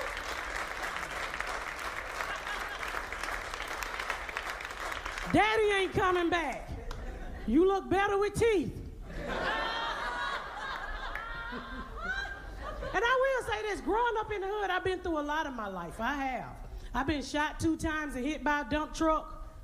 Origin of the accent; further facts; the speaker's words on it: Atlanta, Georgia, United States; moved away as an adult; also born or lived in Indianapolis; I'm from Atlanta. I grew up in Atlanta. Not the good part, the hood.